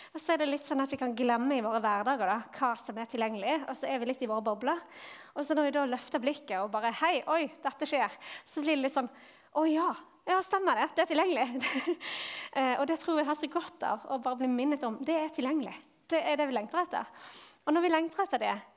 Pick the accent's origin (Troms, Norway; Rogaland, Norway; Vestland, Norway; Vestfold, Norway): Vestland, Norway; Bergen; now in Vigrestad, Norway; Jeg kommer fra Bergen